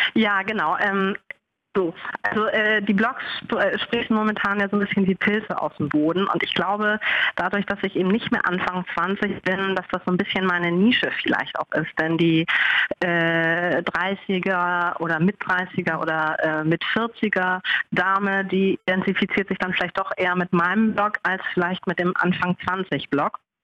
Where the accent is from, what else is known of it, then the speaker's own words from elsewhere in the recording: Hamburg, Germany; ich komme aus Hamburg.